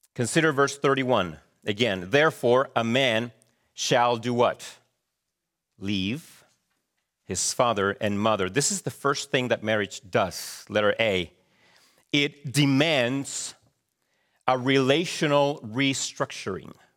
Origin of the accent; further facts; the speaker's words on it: Chile; moved away; growing up in Chile